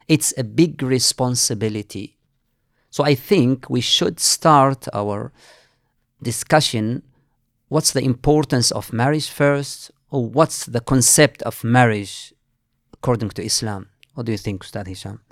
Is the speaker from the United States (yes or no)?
no; Mauritania; moved away as an adult; now in Manchester, United Kingdom; I'm from Mauritania